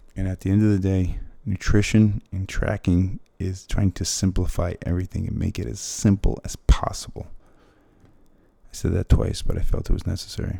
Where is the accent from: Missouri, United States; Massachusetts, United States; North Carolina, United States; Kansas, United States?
Massachusetts, United States; Fall River; moved away; I'm from Fall River, Massachusetts